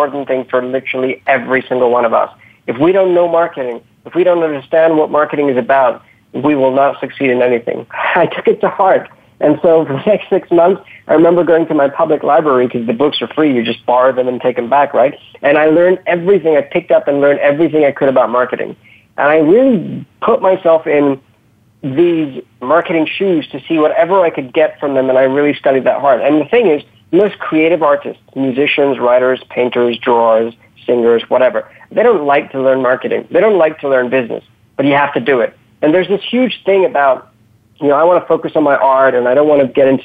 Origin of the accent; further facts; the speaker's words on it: United Kingdom; also born or lived in Africa; I'm born in the UK. I'm brought up in the UK